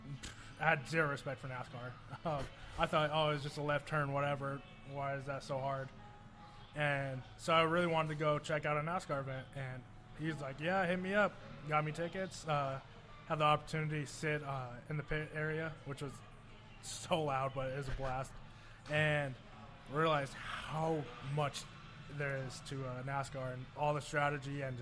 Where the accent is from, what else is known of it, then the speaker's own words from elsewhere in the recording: Las Vegas, Nevada, United States; also born or lived in Oregon; now in Detroit, United States; it's kind of a Vegas thing too, especially growing up there.